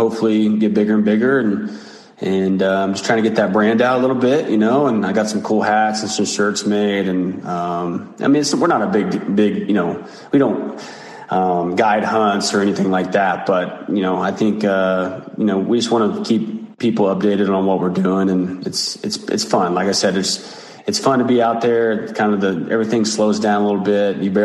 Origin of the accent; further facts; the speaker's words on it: United States; Tologa, which is my hometown